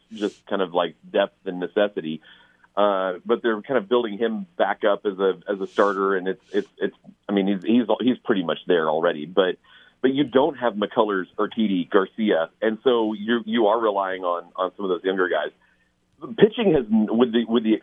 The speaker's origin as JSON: {"language": "English", "region": "England", "country": "United Kingdom", "tie": "born or raised there", "moved": "yes", "said": "I was born in England"}